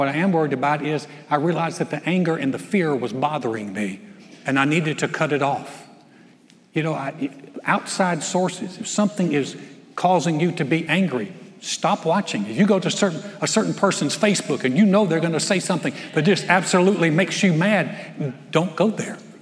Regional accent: North Carolina, United States; moved away; my hometown in North Carolina

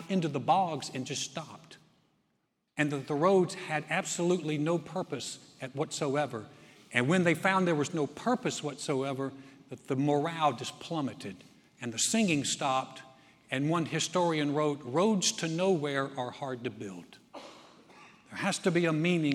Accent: North Carolina, United States; I'm from North Carolina

